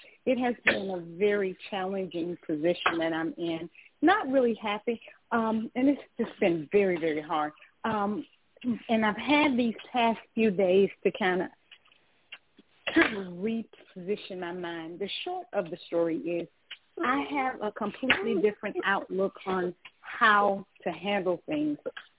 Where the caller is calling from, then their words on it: Georgia, United States; I'm calling from Georgia.